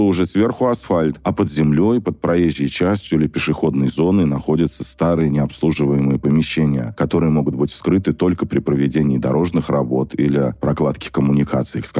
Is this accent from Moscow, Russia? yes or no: yes; Moscow, Russia; Мы, москвичи, должны купаться в нашей главной столице